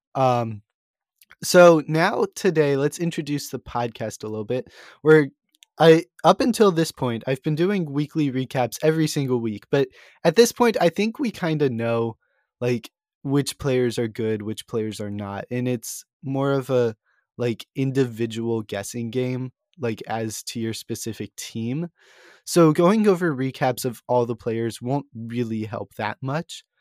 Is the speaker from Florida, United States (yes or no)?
no; St. Louis, Missouri, United States; I'm from Saint Louis